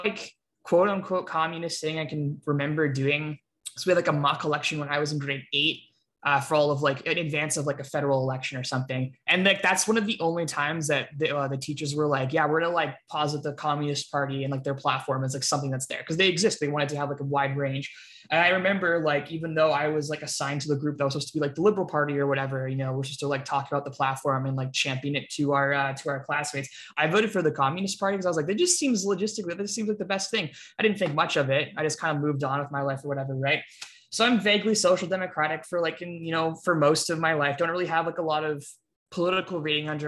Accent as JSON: {"language": "English", "country": "Canada", "tie": "born or raised there", "said": "I grew up in Canada, I still live in Canada"}